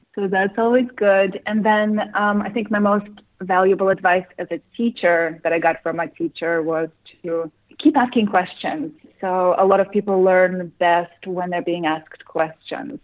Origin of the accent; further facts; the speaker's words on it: Russia; moved away; growing up in Russia